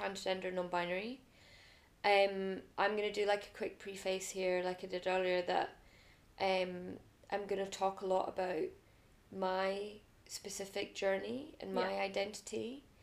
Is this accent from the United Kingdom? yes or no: yes; Glasgow, Scotland, United Kingdom; also born or lived in London; I was born in London. I grew up in Glasgow, good old Glasgow in Scotland, UK.